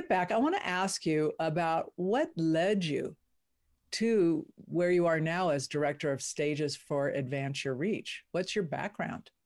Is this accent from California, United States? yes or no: yes; California, United States; moved away; also born or lived in Nevada; I grew up in California